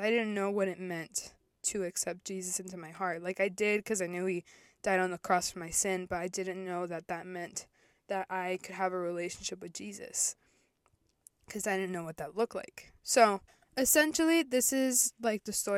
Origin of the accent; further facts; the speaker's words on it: Virginia, United States; also born or lived in El Salvador / Florida; we moved to Virginia, and I lived and grew up mainly